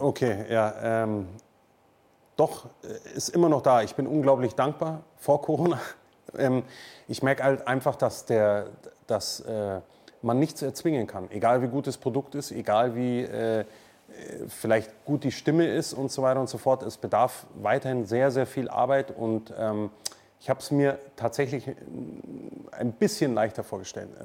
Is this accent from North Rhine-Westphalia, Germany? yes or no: no; Munich, Bavaria, Germany; accent: Münchnerisch, Bayerisch; also born or lived in Neuburg an der Donau; Ich würde sagen, München ist meine Heimat